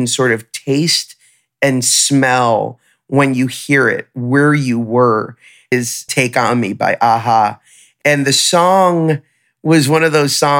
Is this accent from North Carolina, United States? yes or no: no; South Florida, United States; I grew up in South Florida